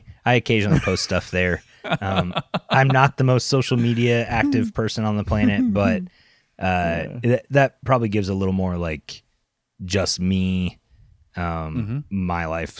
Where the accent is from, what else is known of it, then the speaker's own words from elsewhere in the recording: Canada; I'm Canadian